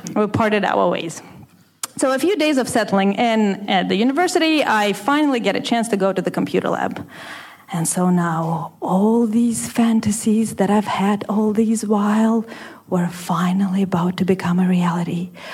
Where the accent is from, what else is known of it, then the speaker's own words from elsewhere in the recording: Russia; moved away as an adult; where I was growing up in Russia